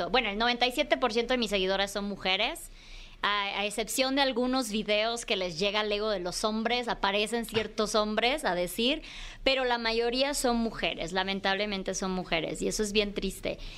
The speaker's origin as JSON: {"language": "Spanish", "region": "Chiapas", "country": "Mexico", "tie": "born or raised there", "moved": "as an adult", "lives_now": "Mexico City, Mexico", "said": "yo salí eh, de Chiapas por ahí de los 23 años, digo, salí de casa de mi mamá como a los 19, 20, cosa que no es muy común en Chiapas"}